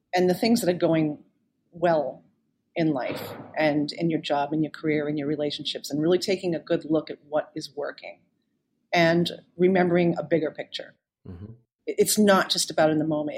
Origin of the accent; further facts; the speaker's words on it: South Shore area of Boston, Massachusetts, United States; growing up in the South Shore area of Boston